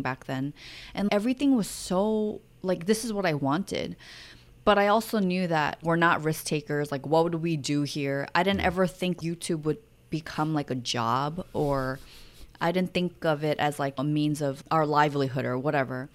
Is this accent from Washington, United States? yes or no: no; New York, United States; moved away as an adult; also born or lived in Seoul, South Korea / Maui, Hawaii; growing up in New York and then living in Seoul